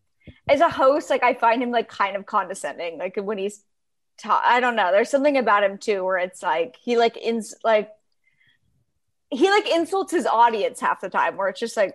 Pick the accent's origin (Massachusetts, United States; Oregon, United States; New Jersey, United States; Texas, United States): Oregon, United States; also born or lived in Los Angeles, United States; now in Palm Springs, United States; I almost feel like Southern California is more my hometown than Oregon. Maybe growing up, obviously Oregon was, but I feel like LA, Palm Springs are kind of my main hometown.